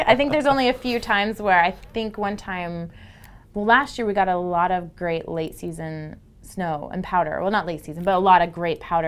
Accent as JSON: {"language": "English", "region": "Texas", "country": "United States", "tie": "born or raised there", "moved": "yes", "lives_now": "Utah, United States", "said": "I grew up in Texas"}